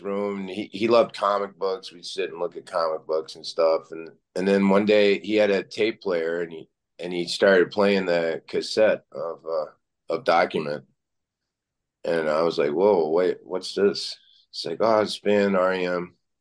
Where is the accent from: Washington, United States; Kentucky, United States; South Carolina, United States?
Kentucky, United States; Lexington; moved away; I grew up in Kentucky